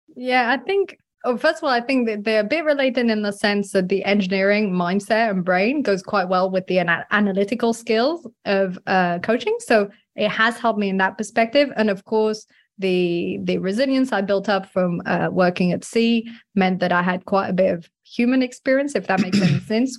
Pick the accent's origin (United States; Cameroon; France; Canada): France; I grew up in France